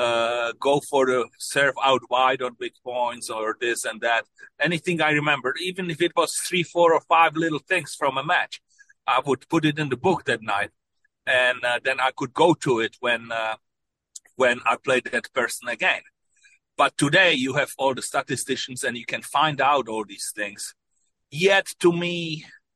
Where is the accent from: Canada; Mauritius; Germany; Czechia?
Czechia; moved away; When I was growing up in Czechoslovakia